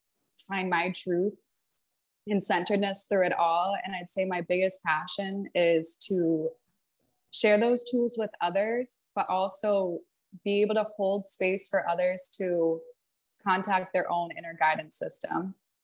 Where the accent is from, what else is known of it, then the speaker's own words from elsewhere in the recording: New Hampshire, United States; also born or lived in Texas / Seattle; I bopped around the country when I was growing up, but I was born in New Hampshire, and then I moved to Texas for a little bit, moved to Seattle. That's where I went to elementary school, and then I went back to New Hampshire.